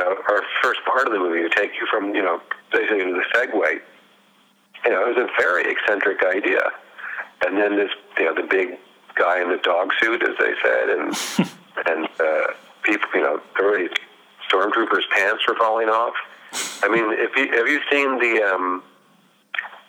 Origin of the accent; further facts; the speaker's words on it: Berkeley, California, United States; I grew up in Berkeley, California